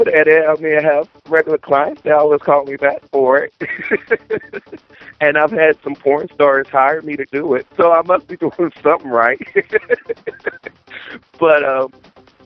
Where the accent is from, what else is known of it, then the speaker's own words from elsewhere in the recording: the South, United States; I'm from the South